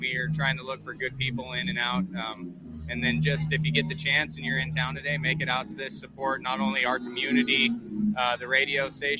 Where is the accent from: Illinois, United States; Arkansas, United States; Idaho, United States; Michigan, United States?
Idaho, United States; moved away as an adult; now in Iowa, United States; Yep, born and raised in Idaho.